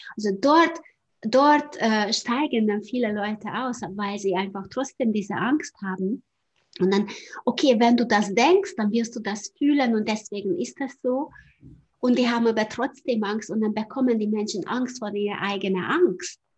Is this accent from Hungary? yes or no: yes; Hungary; German is a second language; moved away as an adult; noch in Ungarn, ich komme ja aus Ungarn, vielleicht hört man auch auf, auf, der Sprache